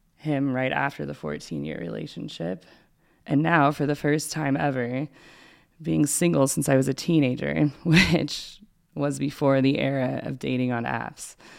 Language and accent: English; Spokane, Washington, United States; I grew up in the Catholic community of Spokane, K through eight